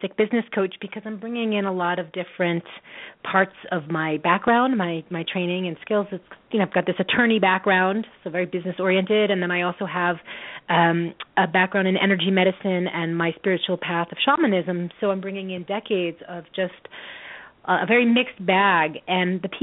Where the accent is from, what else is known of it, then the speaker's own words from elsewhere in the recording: New York, United States; now in Oregon, United States; I'm from New York